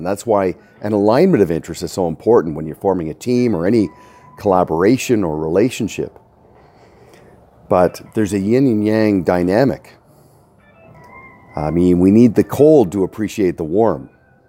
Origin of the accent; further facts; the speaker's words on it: Canada; Feeling right at home as a Canadian